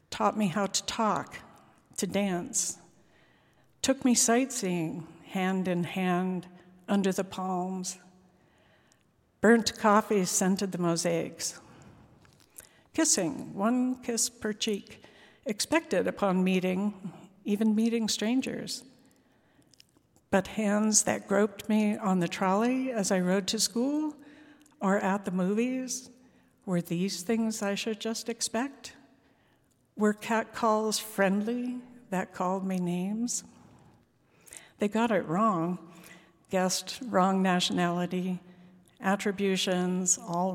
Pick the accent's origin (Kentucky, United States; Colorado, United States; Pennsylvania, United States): Colorado, United States; born or raised there; also born or lived in Brazil